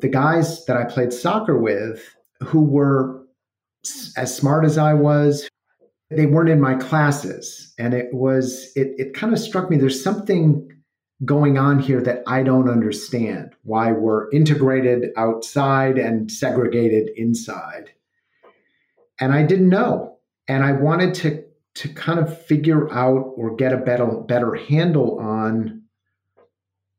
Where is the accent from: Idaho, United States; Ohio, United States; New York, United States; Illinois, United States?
Illinois, United States; Evanston; I grew up in Evanston, Illinois, in a somewhat apolitical family.